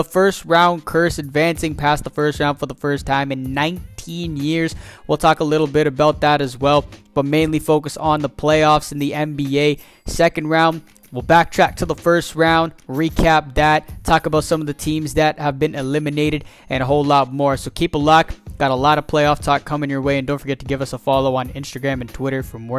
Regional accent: Toronto, Ontario, Canada; as most of y'all know, we're from Toronto

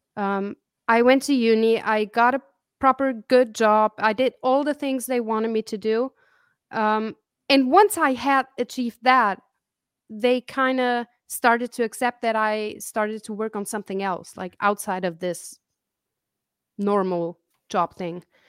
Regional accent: Zurich, Switzerland; also born or lived in Kansas City, Missouri / Italy; I grew up in Switzerland

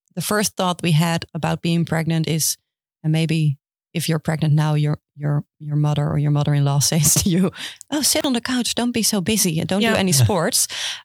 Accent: Houten, Utrecht, Netherlands; I am from Houten

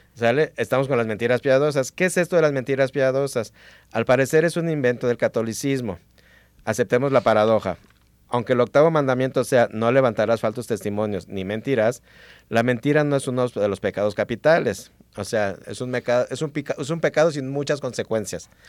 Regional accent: Mexico; aquí como mexicanos

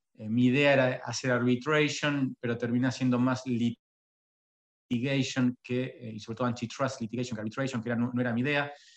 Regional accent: Carmen de Areco, Buenos Aires Province, Argentina; moved away as an adult; also born or lived in Toronto / New York; now in Paris, France; yo, de hecho, no soy ni siquiera de Buenos Aires, yo soy de Carmen de Areco, del campo

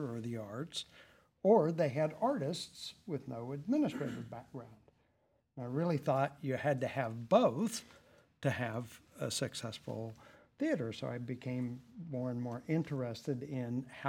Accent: West Virginia, United States; moved away as an adult; also born or lived in Dallas; now in San Bernardino County, United States; I actually born and raised in West Virginia, and went to school there at West Virginia University

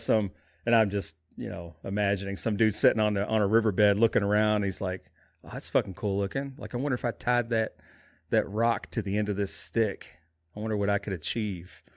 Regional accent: Alaska, United States; moved away; growing up in Alaska for some time

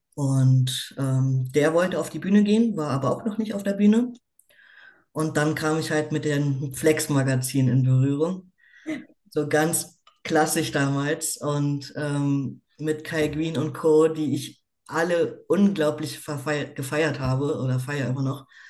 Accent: Berlin, Germany; lebe in Berlin, bin geboren in Berlin und bin 29 Jahre alt.

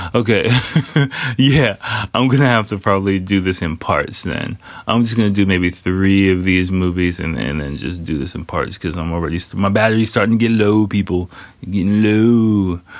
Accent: United States; I'm American

